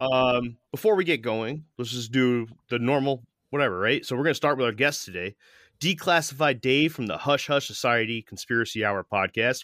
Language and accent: English; Middletown, Connecticut, United States; growing up in Middletown, Connecticut